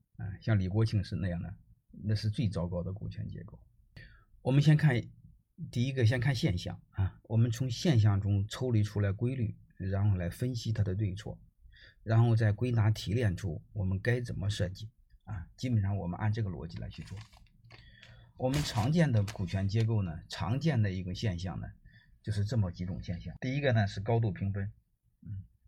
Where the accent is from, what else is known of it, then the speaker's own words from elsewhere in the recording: China; 我们中国人